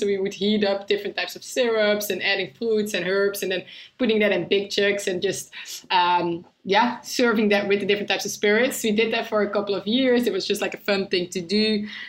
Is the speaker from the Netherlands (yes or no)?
yes; Netherlands; now in London, United Kingdom; So we are originally from the Netherlands. That's why it's called Double Dutch.